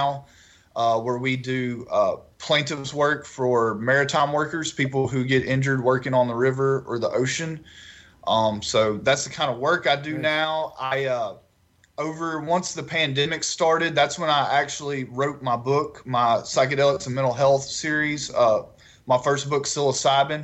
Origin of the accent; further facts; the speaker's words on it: Northeast Texas, United States; moved away as an adult; now in Baton Rouge, United States; I grew up in Northeast Texas.